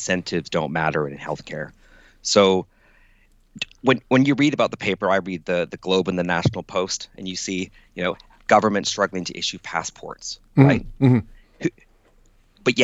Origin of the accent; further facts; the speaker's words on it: Calgary, Alberta, Canada; moved away as an adult; now in United Kingdom; I grew up in Calgary and I've lived in the UK now for 18 years